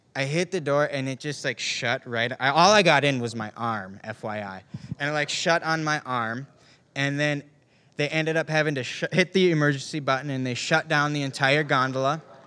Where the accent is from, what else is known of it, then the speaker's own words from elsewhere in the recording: Ishpeming, Michigan, United States; I grew up in Ishpeming, Michigan. It's a small town in the Upper Peninsula